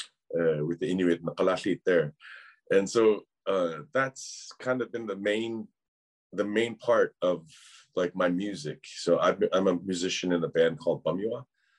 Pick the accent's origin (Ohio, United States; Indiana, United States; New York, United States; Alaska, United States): Alaska, United States; southwestern; now in Southeast Alaska, United States; I'm originally from Mamtreklik, which is in the southwestern part of Alaska, I've currently now reside in Aquan territory in the southeastern part of Alaska.